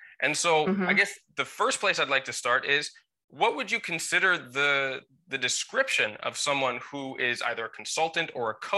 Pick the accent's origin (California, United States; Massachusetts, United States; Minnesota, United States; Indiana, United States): Minnesota, United States; moved away; also born or lived in the Mediterranean / the tropics; growing up in Minnesota, but I think my blood has thinned out from being in the Mediterranean. And before this, I lived in the tropics